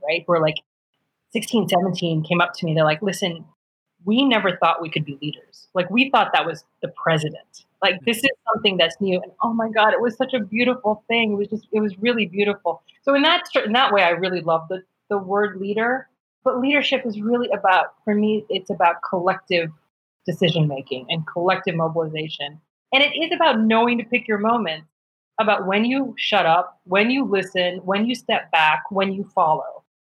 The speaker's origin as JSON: {"language": "English", "region": "upstate New York", "country": "United States", "tie": "born or raised there", "said": "I was raised in upstate New York"}